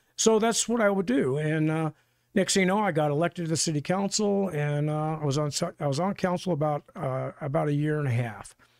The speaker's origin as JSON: {"language": "English", "region": "California", "country": "United States", "tie": "born or raised there", "also_born_or_lived": "Rochester, New York / Texas", "said": "I was born in upstate New York, but I grew up in California and Texas and then back to California"}